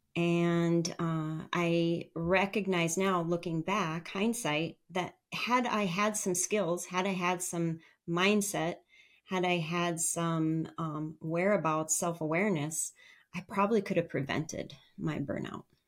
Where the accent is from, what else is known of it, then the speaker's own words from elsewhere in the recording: northern Minnesota, United States; eventually we settled in my hometown in northern Minnesota